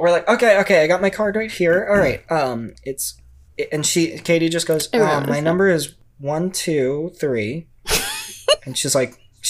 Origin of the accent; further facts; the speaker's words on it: New York, United States; It's calls from New York, so I'm from New York.